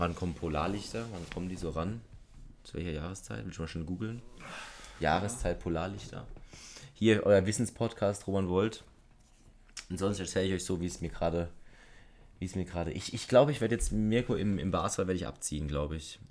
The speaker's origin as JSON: {"language": "German", "country": "Germany", "said": "da bin ich auch Deutscher"}